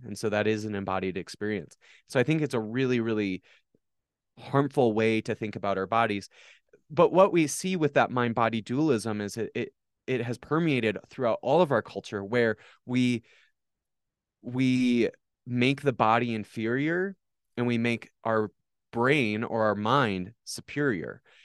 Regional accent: Watertown, South Dakota, United States; I was born on July twenty-ninth, nineteen ninety-four, in Watertown, South Dakota.

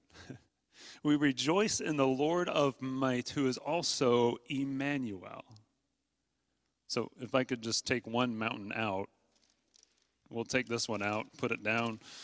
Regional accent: Midwest, United States; I'm from the Midwest

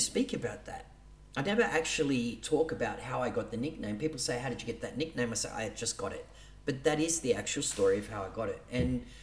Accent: Sydney, New South Wales, Australia; I grew up in the East Lakes area. I lived in housing commission for 25, years.

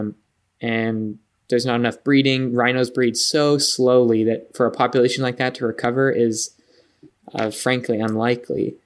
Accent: San Diego, California, United States; moved away as an adult; I grew up in San Diego

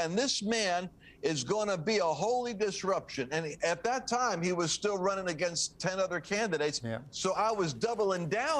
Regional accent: Rhode Island, United States; And so I came from Rhode Island up in Boston where winters are really aggressive.

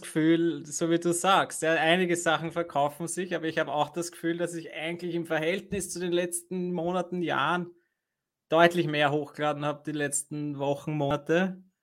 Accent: Vienna, Austria; bei uns in Wien

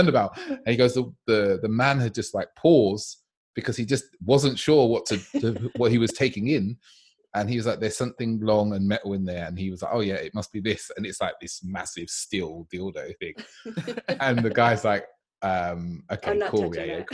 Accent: London, United Kingdom; I was born in London

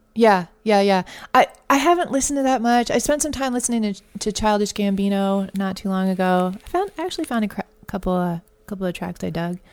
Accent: Connecticut, United States; moved away as an adult; also born or lived in Boston; now in Austin, United States; I grew up in Connecticut and Boston

